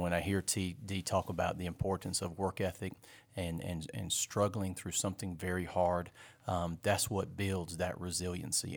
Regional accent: Fort Mill, South Carolina, United States; I was raised here in Fort Mill

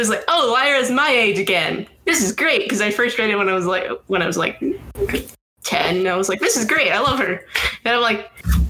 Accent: Massachusetts, United States; I grew up in Massachusetts.

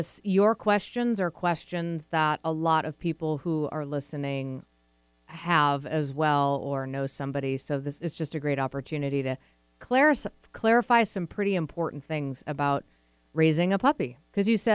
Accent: Massachusetts, United States; now in Seattle, United States; I'm from Massachusetts

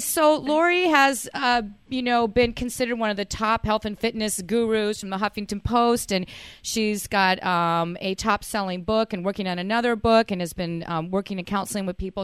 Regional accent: Fort Worth, Texas, United States; I'm from Fort Worth

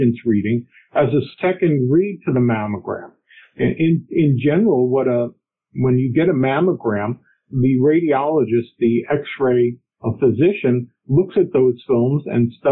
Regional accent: New York area, United States; moved away as an adult; also born or lived in Morristown, New Jersey / Wisconsin; now in Virginia, United States; I'm originally from the New York area

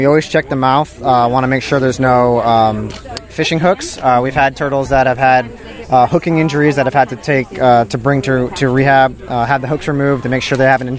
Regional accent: Rhode Island, United States; I'm from Rhode Island.

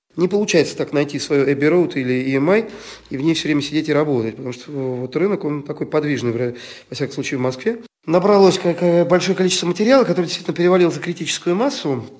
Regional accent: Estonia; Мы родились в Эстонии, да, допустим, родственников в России нет

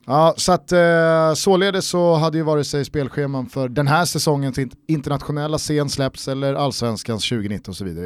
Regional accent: Stockholm, Stockholm County, Sweden; Vi är ju från Stockholm

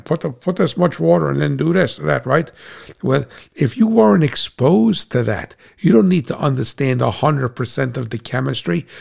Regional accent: United States; as an American

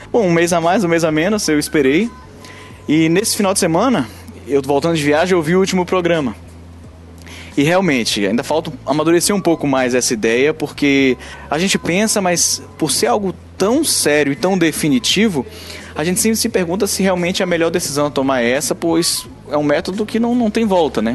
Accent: Salvador, Bahia, Brazil; now in Aracaju, Brazil; eu sou de Salvador, moro em Aracaju

